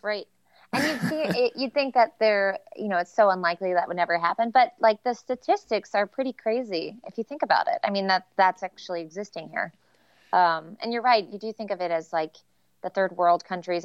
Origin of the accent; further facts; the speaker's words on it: Kansas City, United States; I'm from Kansas City, but, um, our elementary school would go to this place called Wildwood